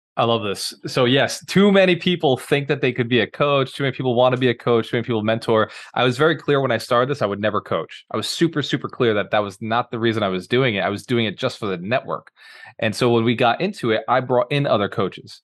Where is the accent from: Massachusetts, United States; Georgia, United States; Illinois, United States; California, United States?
Massachusetts, United States; Fall River; also born or lived in Boston; now in Tampa, United States; I'm actually from Boston. So the city you're living in right now, before I moved to Tampa, I was from there, is a little city about an hour south called Fall River